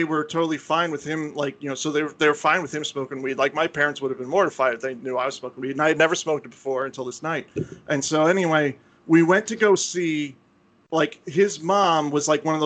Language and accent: English; Florida, United States; the area I grew up in Florida was kind of scuzzy